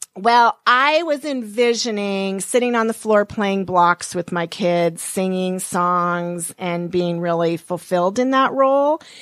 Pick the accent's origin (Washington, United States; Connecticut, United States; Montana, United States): Montana, United States; moved away; I was born and raised in Montana.